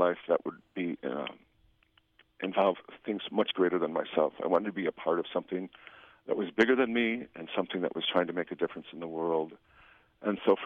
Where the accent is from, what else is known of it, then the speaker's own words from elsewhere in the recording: northwest suburbs of Chicago, Illinois, United States; I was born in Chicago at Resurrection Hospital, but raised in the northwest suburbs and attended St. Viator High School